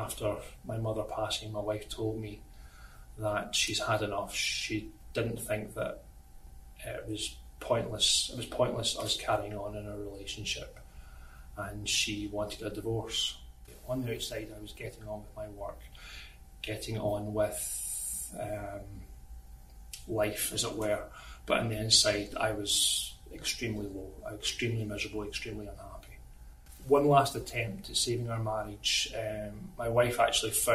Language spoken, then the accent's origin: English; Scotland, United Kingdom; moved away; I'm originally from Scotland